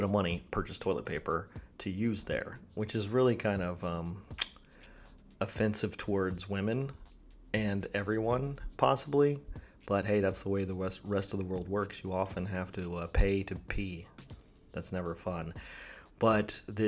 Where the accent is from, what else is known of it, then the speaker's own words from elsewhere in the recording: China; moved away; when I was a kid growing up in China